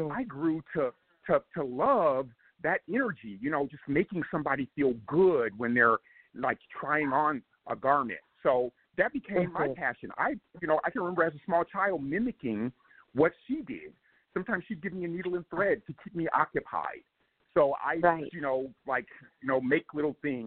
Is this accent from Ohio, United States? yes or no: no; Compton, California, United States; I grew up in Compton, California